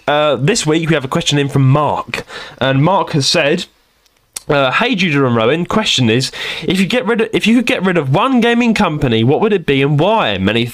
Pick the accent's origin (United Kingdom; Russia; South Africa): United Kingdom; London; I'm from London.